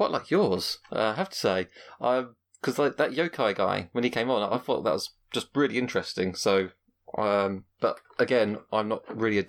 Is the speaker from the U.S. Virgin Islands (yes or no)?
no; England, United Kingdom; as an Englishman